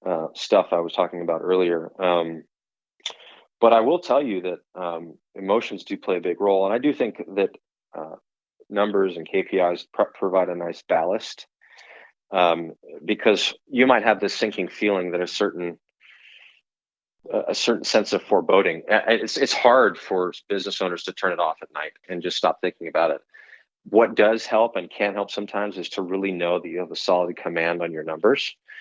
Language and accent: English; California, United States; And that might surprise you if you knew that I came from California, because people tend to think of that as a much more red tape state.